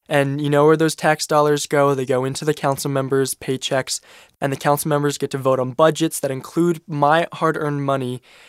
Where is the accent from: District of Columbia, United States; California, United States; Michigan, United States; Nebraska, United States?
District of Columbia, United States; Washington; I'm from Washington, D.C. I'm 16 years old.